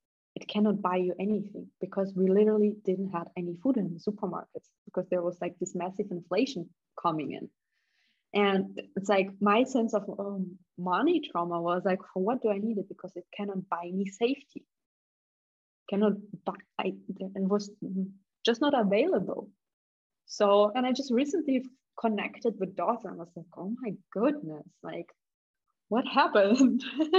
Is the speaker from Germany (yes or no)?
yes; Germany; also born or lived in Kazakhstan / Russia; because I was born in Kazakhstan and later we immigrated to Russia back. And when I was 10, we moved to Germany